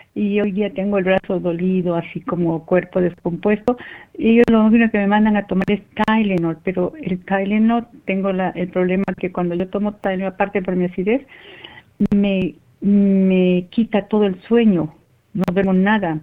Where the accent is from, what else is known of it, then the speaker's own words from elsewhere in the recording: Ecuador; moved away; En mi país, bueno, allá en Ecuador